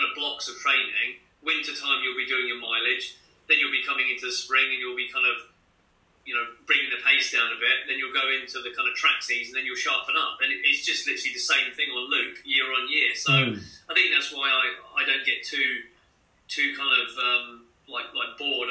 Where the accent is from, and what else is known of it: Cambridge, East of England, United Kingdom; born or raised there; also born or lived in Dundee, Scotland / Foxton